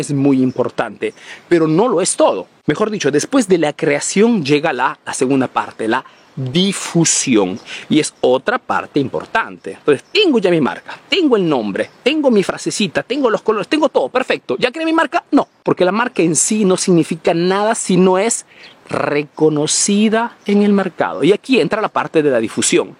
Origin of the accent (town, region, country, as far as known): Peru; now in Italy